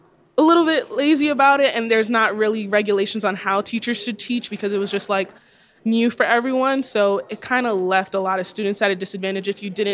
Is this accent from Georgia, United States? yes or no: no; New York, United States; I'm from New York